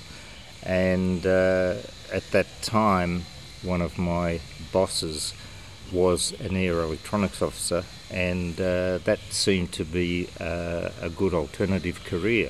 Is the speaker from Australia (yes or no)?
yes; Australia; also born or lived in Germany; And we wound up in Germany, where I was born, and then, because we were refugees, wound up in Australia in 1950.